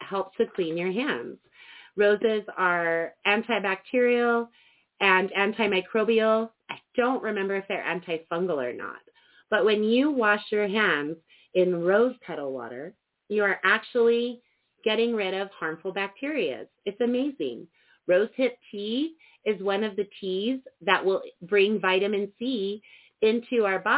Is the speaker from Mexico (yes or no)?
no; Cortez, Colorado, United States; In my hometown of Cortez, Colorado, and all throughout the Four Corners area